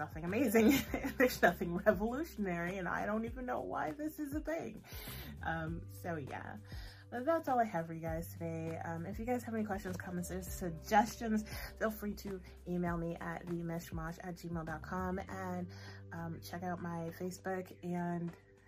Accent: United States; as an American

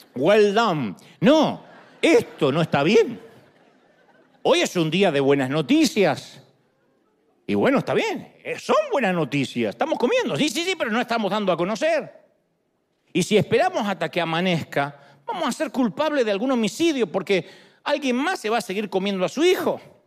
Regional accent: Argentina; now in United States; Yo soy argentino, soy hispano.

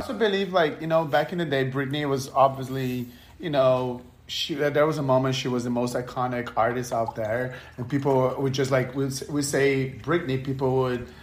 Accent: Brazil; English is a second language; now in United States; I'm from Brazil, and when I moved to America

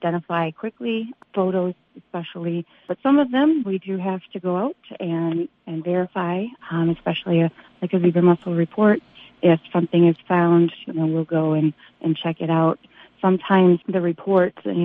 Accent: Upper Peninsula, Michigan, United States; also born or lived in southwest Minnesota; now in Park Rapids, United States; I'm from the Upper Peninsula

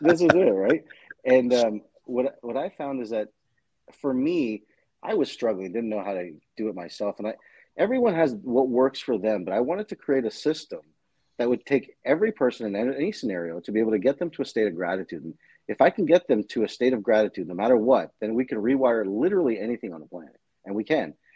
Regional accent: Toronto, Ontario, Canada; I grew up in the in Toronto, Canada, in an East Indian family

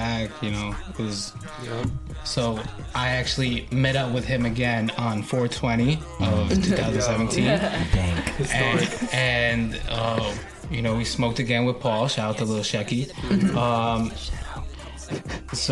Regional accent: Long Island, New York, United States; I'm from Long Island. Born and raised.

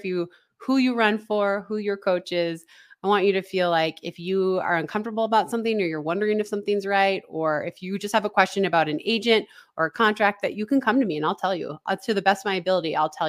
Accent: Minnesota, United States; You know, I grew up in Northern Minnesota. I ate Spam on Christmas Eve every year.

